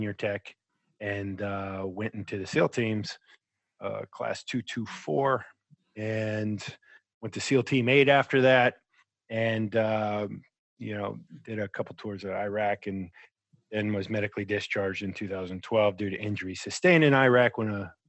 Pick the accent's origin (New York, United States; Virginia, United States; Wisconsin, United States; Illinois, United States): Virginia, United States; Virginia Beach; moved away as an adult; also born or lived in Akron, Ohio / Bath, Ohio; I was born in Akron, Ohio. Grew up in between, you know, Bath, Ohio, which is a little farm town outside of Akron, and in Virginia Beach, where you know. They have all the teams and everything. So went to school in Virginia Beach and spent my summers in Ohio